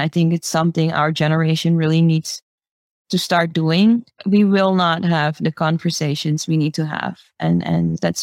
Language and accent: English; Suriname; I grew up here in Suriname